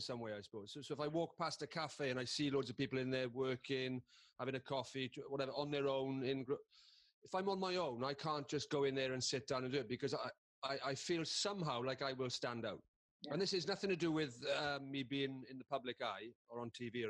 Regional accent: Carmarthen, Wales, United Kingdom; I am just a bloke from Carmarthen who went to a comprehensive school

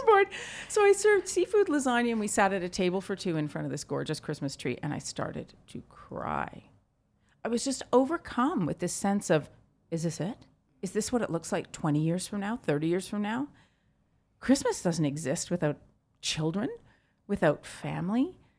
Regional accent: Vancouver, British Columbia, Canada; my hometown, Vancouver

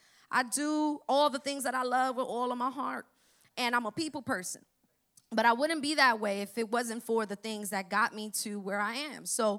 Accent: Florida, United States; Now, I'm from Broward. I'm from way up north, right? That's where I'm traveling from today. And the 954, right?

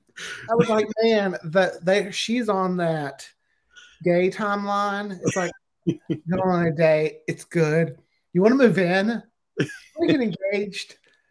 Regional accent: the South, United States; I'm from the South

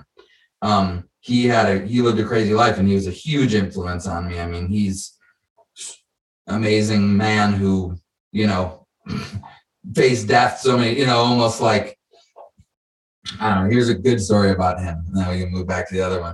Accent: Detroit, Michigan, United States; also born or lived in Chicago, Illinois; now in San Diego, United States; I was born in Chicago, grew up in Detroit. We moved to Detroit when I was 10

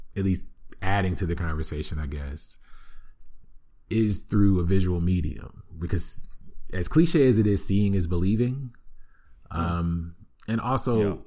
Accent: Flint, Michigan, United States; growing up in Flint, Michigan, yes, that Flint, Michigan

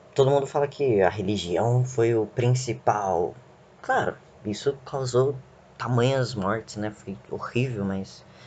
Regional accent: Brazil; a gente é brasileiro, a gente tem sangue de tudo quanto é lado

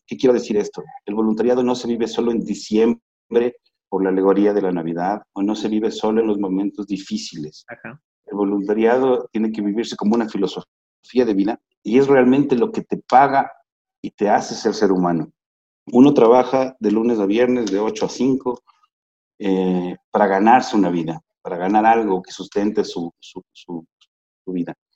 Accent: Ecuador; soy ecuatoriano al 100%

